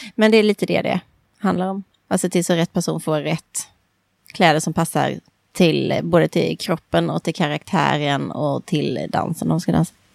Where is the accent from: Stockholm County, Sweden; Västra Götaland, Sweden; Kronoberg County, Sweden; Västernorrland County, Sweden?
Kronoberg County, Sweden; Växjö; Det var min bästa kompis mamma var dansinstruktör i en klubb hemma i Växjö